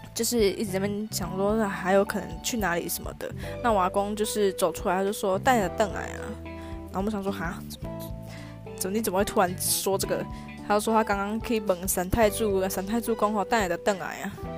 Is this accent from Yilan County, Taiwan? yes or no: no; countryside near Beigang, Yunlin County, Taiwan; 我们那边是乡下地方，其实真的没有什么好逛的，所以我们都会搭公车到嗯。北港